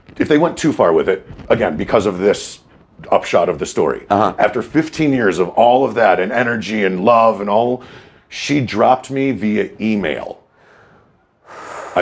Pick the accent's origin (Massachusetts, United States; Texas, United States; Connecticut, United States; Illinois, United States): Illinois, United States; Chicago; I grew up Tui in California